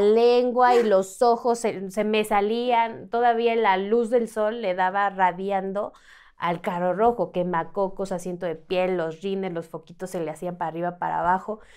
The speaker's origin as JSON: {"language": "Spanish", "region": "Mexico City", "country": "Mexico", "said": "yo soy de aquí, de la Ciudad de México"}